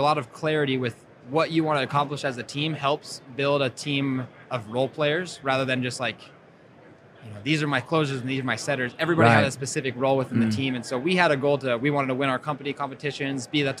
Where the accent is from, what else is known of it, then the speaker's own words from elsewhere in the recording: Colorado, United States; moved away as an adult; also born or lived in Utah; I'm from Colorado, came to Utah in 2013